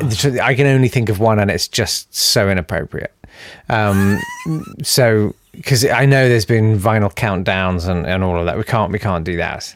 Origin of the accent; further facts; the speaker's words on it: London, United Kingdom; I was raised in South London